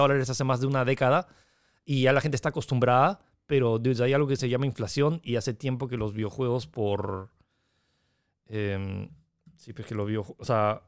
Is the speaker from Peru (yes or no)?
yes; Peru